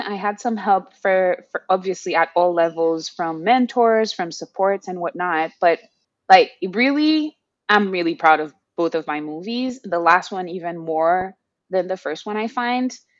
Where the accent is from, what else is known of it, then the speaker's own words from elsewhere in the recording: Haiti; moved away as an adult; now in Montreal, Canada; I was born and raised in Haiti, as you mentioned, and I emigrated to Turtle Island, we regularly called Canada